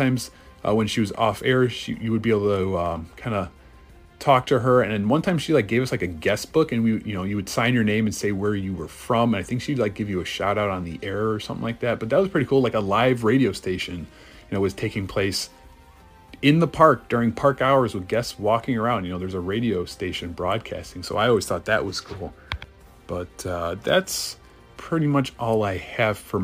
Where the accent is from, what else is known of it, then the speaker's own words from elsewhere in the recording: Chicago, Illinois, United States; growing up in Chicago